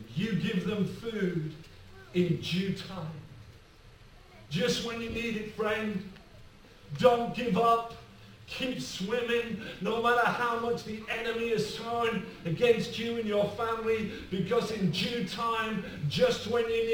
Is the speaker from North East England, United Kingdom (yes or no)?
yes; Rushyford, North East England, United Kingdom; I'm from County Durham. I'm from a little village called Rushy Ford